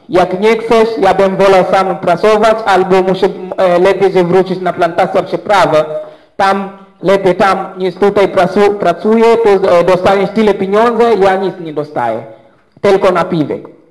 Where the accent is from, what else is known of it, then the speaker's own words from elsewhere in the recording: Zanzibar, Tanzania; Polish is a second language; u nas na Zanzibarze